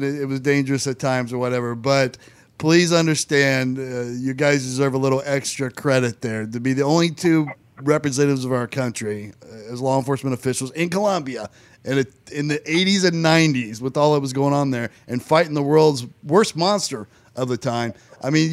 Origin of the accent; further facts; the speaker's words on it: Indiana, United States; I was born and raised in Indiana.